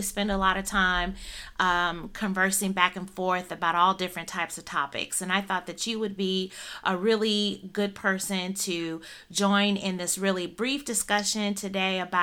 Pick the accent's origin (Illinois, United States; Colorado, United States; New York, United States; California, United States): Illinois, United States; Northern; I am born and raised in Northern Illinois